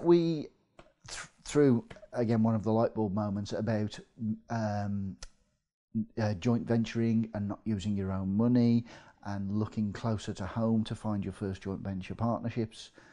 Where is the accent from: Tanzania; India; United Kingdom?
United Kingdom; Midlands; accent: Midlands; moved away as an adult; now in North East England, United Kingdom; you can probably tell from my accent, I'm from the Midlands